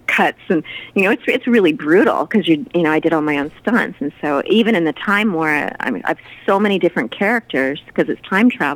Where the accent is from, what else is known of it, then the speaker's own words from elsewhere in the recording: Southern California, United States; I was born in Southern California